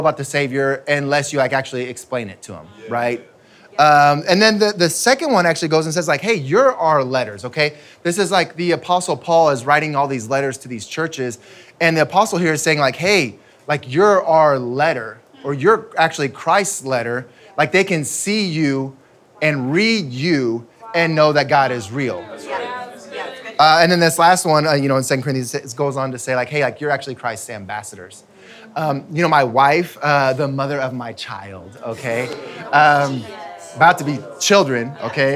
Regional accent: United States; I'm American

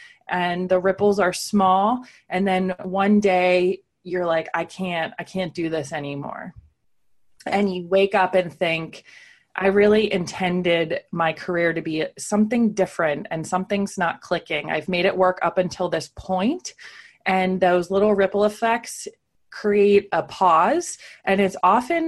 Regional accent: Pennsylvania, United States; moved away as an adult; also born or lived in San Francisco / New York City; now I live in Pennsylvania, back in my hometown

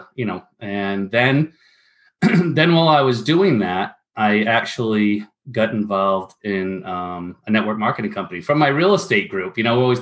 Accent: Rhode Island, United States; I grew up in Rhode Island

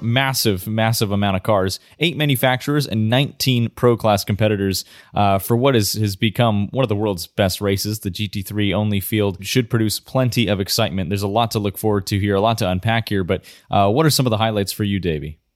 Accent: United States; as an American myself

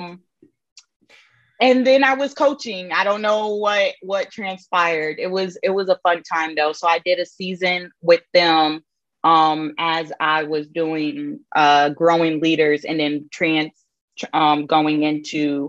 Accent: Hinesville, Georgia, United States; I am from Georgia, just South Georgia. I'm from Hinesville, Georgia

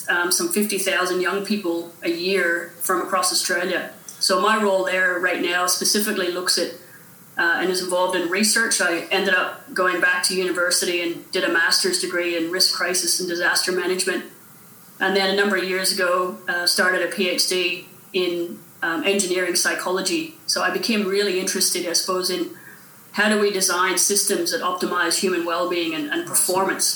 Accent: Northern Ireland, United Kingdom; moved away as an adult; also born or lived in United States / Wales / Canada; I grew up in Northern Ireland during the Troubles

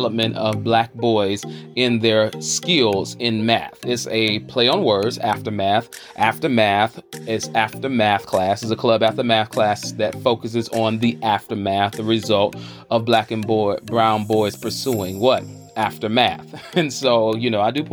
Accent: Charlotte, North Carolina, United States; I'm hailing from the South by way of the QC, the Queen City, Charlotte, North Carolina.

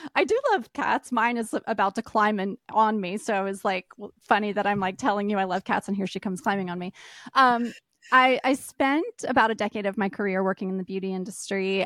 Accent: East Coast, United States; moved away; I grew up on the East Coast, and I've lived a lot of different places

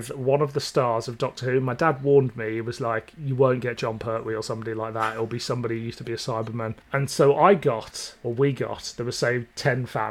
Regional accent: Birmingham, West Midlands, United Kingdom; I grew up in Birmingham

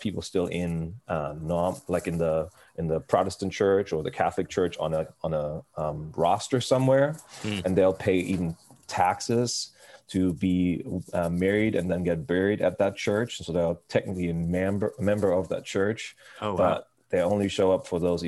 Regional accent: Hamburg, Germany; I grew up in right outside of Hamburg, Germany

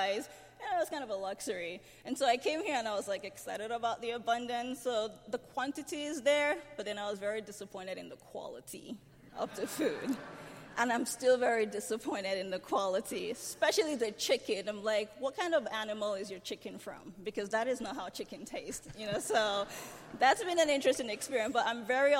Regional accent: Lagos, Nigeria; moved away as an adult; now in United States; I came straight from Lagos, Nigeria, where I was born and raised

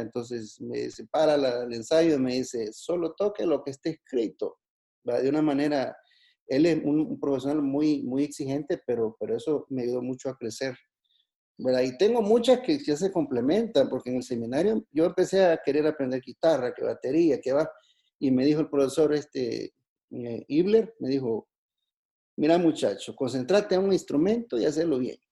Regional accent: Juayúa, Sonsonate, El Salvador; soy de Juayúa

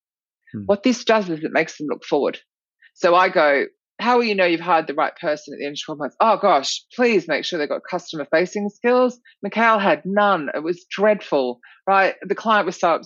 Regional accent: Australia; accent: Australian; my Australian accent

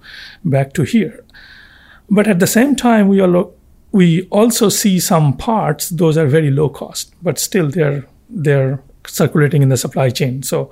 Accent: Kolkata, West Bengal, India; I am from India.

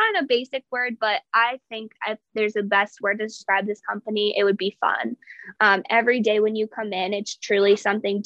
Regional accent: York, Pennsylvania, United States; moved away as an adult; now in Hershey, United States; I'm from York, Pennsylvania, but I am currently living in Hershey, PA

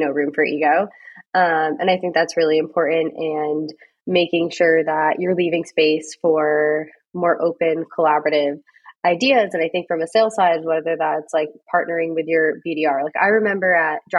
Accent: North Adams, Massachusetts, United States; moved away as an adult; now in San Francisco, United States; I grew up right around Williams in the town next door called North Adams.

